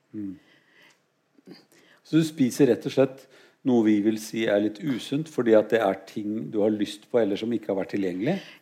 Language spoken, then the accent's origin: Norwegian; Norway; jeg er norsk